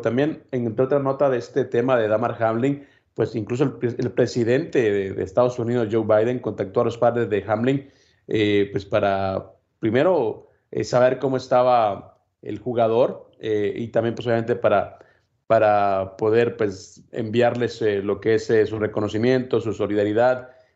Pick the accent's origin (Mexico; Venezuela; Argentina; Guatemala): Guatemala; En mi país